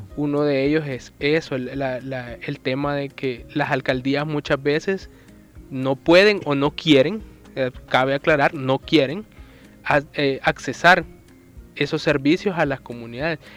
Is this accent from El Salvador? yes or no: yes; El Salvador; como salvadoreños estamos en obligación de pagar impuestos